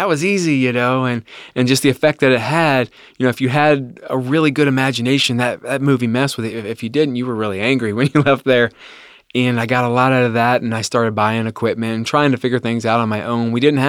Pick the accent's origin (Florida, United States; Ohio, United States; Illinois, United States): Ohio, United States; I grew up in Claremont County in the Amelia area. From there, I've never left Claremont County. That's my home. I love it there. I live in Bethel right now, little tiny town, 2,000 people.